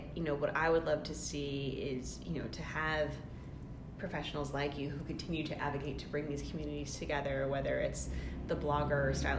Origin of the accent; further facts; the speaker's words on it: New England, United States; As we talked about, I grew up in New England, and so when you live in a place like where I spent my childhood, where the climate dictates so much of what the like the architecture and the construction has to be